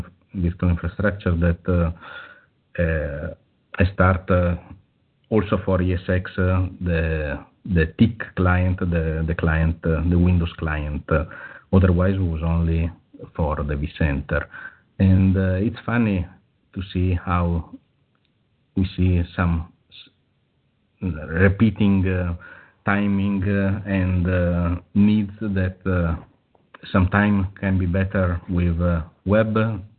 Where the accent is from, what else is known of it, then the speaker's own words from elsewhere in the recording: Italy; English is a second language; I'm from Italy.